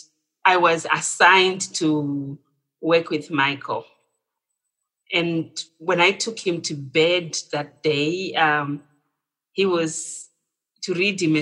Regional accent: Zimbabwe; moved away as an adult; also born or lived in England; I'm originally from Zimbabwe

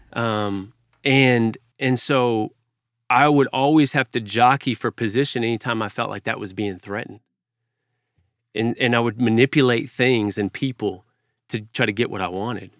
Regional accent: Fort Worth, Texas, United States; I grew up in Fort Worth, Texas, Cowtown

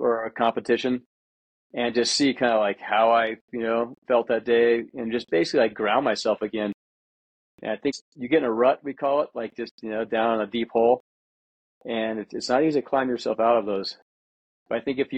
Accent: United States; as an American

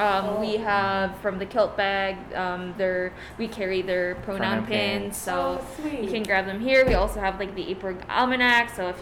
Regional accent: Philippines; because, like, being Filipino, we're allowed.

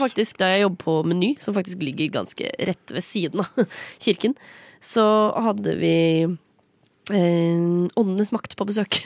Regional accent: Sande, Vestfold, Norway; Jeg er fra Sande i Vestfold.

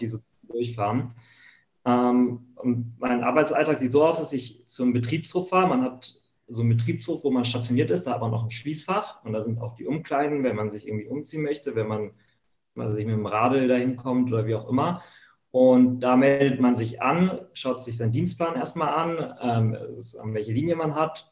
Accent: Hamburg, Germany; wo ich groß geworden bin, hier in Hamburg in der Gegend

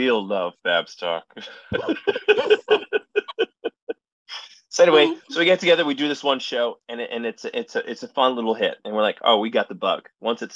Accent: Allentown, Pennsylvania, United States; moved away; my hometown of Allentown, Pennsylvania is also the hometown of a college named Muhlenberg College.

